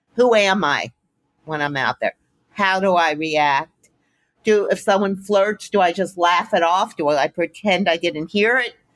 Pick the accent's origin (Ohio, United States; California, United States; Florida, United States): Florida, United States; Miami; I grew up in Miami